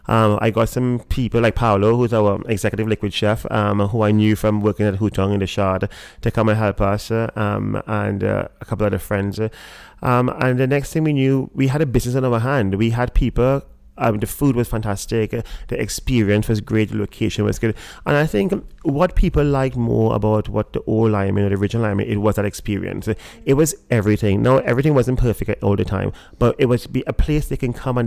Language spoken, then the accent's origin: English; Trinidad & Tobago; moved away; the reason it has a pelican is almost as a homage to to growing up in Trinidad. There was a bar called the Pelican, which I loved and I adored, and I spent so much time there, and this is like me bringing back a part of my past.